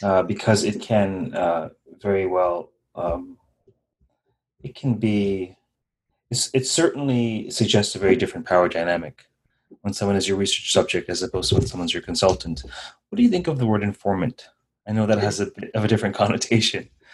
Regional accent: Guyana; I was born in Guyana. My ancestors were from North India

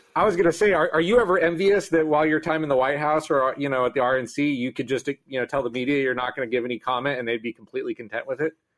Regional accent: Southern California, United States; moved away as an adult; now in San Francisco Bay Area, United States; I'm not originally from the Bay Area. I'm from Southern California, but my first job when I moved here

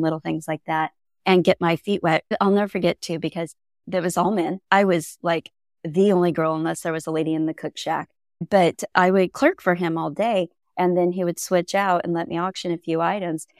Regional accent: Central Coast of California, United States; moved away as an adult; also born or lived in Iowa; I grew up in Central Coast of California

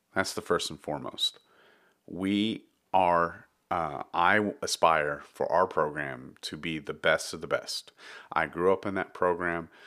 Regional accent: Dallas, Texas, United States; also born or lived in Round Rock, Texas / Austin, Texas / San Marcos, Texas / Taylor, Texas; I grew up in Texas, uh, in Dallas, Texas

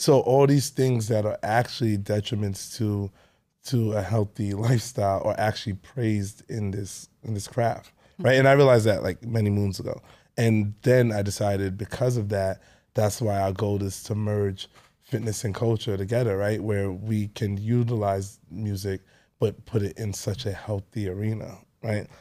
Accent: New York City, New York, United States; I grew up in Canarsie, um, my whole life

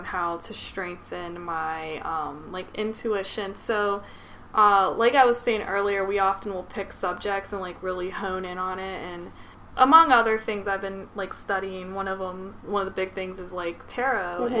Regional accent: United States; I'm American

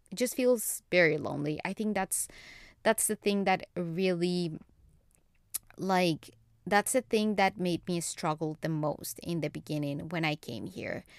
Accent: Colombia; English is a second language; now in United States; I learned English when I was in Colombia, when I was a little kid, when I was four years old.

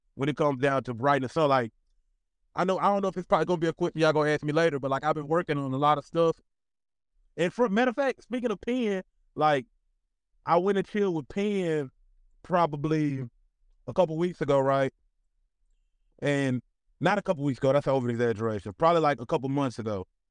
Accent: Magnolia, Arkansas, United States; moved away; also born or lived in Little Rock, Arkansas; I'm from Magnolia, Arkansas

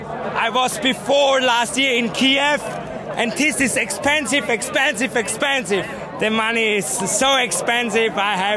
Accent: Austria; English is a second language; I come from Austria.

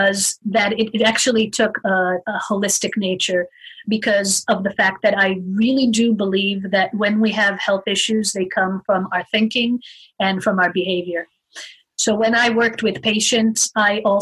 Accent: Israel; moved away as an adult; also born or lived in United States; now in Arizona, United States; I moved to Israel, lived there for 15 years, and went through schooling and my military time.

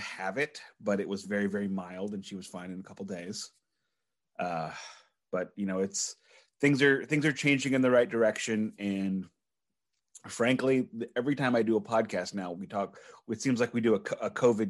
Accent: Canada; shoot me, I'm Canadian, because everyone hates us.

